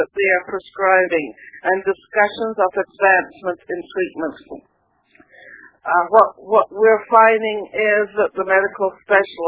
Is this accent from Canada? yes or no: yes; West Coast of Canada, Canada; I'm a Canadian from the West Coast